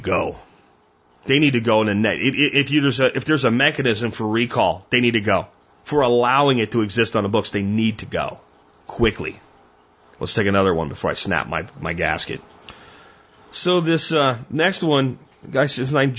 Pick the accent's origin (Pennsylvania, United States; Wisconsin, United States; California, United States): Pennsylvania, United States; where I grew up in Pennsylvania